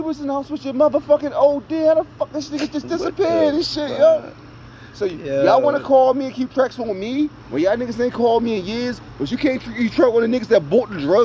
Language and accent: English; New Jersey, United States; I was raised in New Jersey